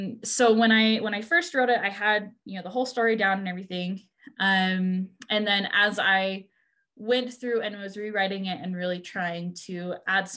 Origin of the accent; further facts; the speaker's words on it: Washington, United States; I did most of my growing up in Washington